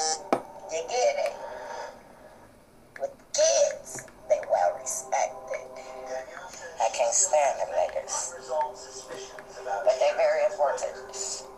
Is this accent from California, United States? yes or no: yes; Long Beach, California, United States; I'm from Long Beach, you feel me? Born and raised.